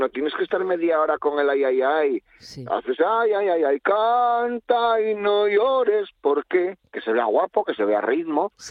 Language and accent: Spanish; Asturias, Spain; como yo soy asturiano